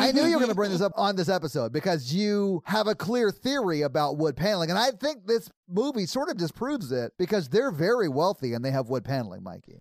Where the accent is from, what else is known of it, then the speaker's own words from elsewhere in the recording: Nashville, Tennessee, United States; I've born and raised in Nashville